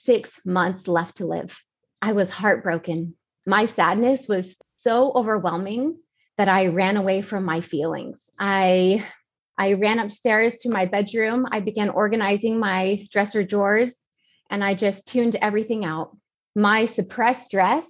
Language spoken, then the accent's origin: English; Georgia, United States; now in San Antonio, United States; I grew up in Georgia with amazing parents